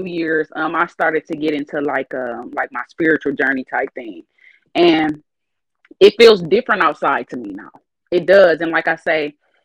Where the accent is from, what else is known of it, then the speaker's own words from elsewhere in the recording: Flint, Michigan, United States; I'm from Flint, Michigan. It's already rough here